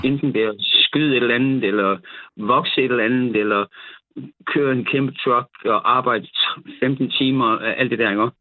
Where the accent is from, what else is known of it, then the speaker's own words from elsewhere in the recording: South Funen, Southern Denmark, Denmark; jeg er nede fra Sydfyn